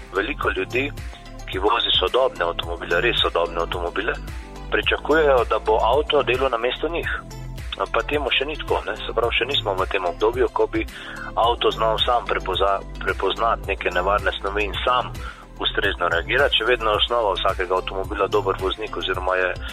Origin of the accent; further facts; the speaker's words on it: Slovenia; smo Slovenci